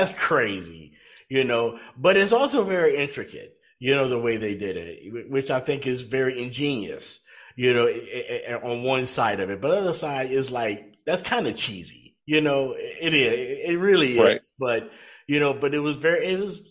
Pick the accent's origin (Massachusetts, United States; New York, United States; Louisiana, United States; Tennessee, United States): Louisiana, United States; I grew up in Louisiana